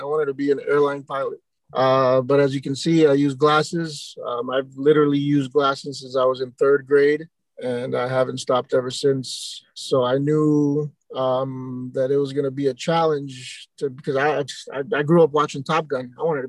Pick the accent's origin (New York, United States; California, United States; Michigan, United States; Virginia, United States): New York, United States; New York City; I'm born and raised in Queens, New York. You know, I grew up between Elmhurst and Corona in Queens.